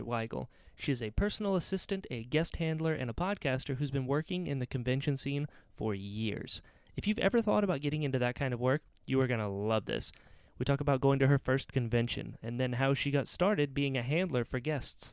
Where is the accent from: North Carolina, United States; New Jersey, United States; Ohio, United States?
North Carolina, United States; now in Naples, United States; I'm from North Carolina